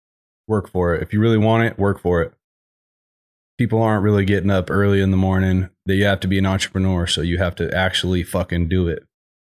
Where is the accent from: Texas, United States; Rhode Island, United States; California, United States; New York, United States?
California, United States; Sacramento; I'm born and raised in Sacramento